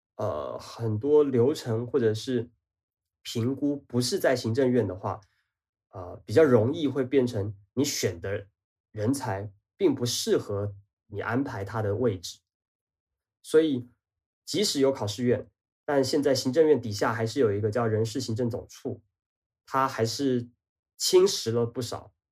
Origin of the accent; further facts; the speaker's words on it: Banqiao, New Taipei, Taiwan; also born or lived in Taichung; 离我的家乡板桥很近